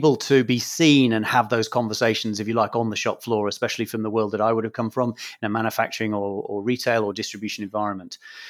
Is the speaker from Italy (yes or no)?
no; Scotland, United Kingdom; accent: English; also born or lived in England; as a Scot, having lived all of my life in Scotland and a father who's a Scot and a mother who's from Ireland, I describe myself as a Scot with an Irish name and an English accent, which is in part from being born in England.